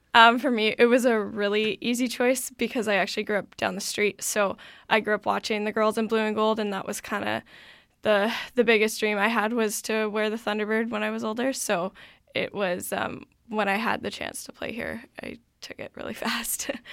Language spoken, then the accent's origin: English; Vancouver, British Columbia, Canada; I'm actually from the Point Grey campus here at U B C